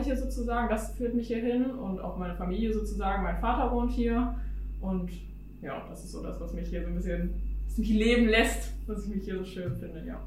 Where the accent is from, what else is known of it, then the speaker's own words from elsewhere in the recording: Hanover Region, Lower Saxony, Germany; now in Hanover, Germany; wir sind in der Region Hannover sozusagen aufgewachsen, in dem kleinsten Dorf sozusagen